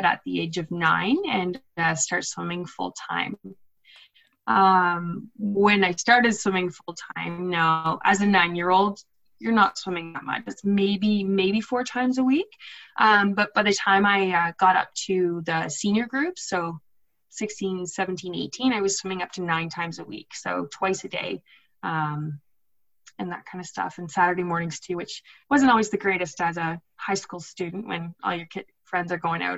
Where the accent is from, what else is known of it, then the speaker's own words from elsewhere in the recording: Ottawa, Ontario, Canada; also born or lived in Michigan State (university); I live in Ottawa. I grew up in Ottawa, just outside of it, I guess, in Richmond.